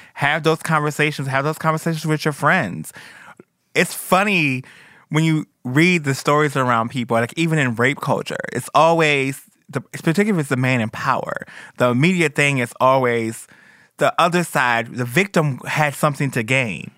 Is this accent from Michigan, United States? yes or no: yes; Detroit, Michigan, United States; moved away; Where I'm from Detroit, where girls is killed all the time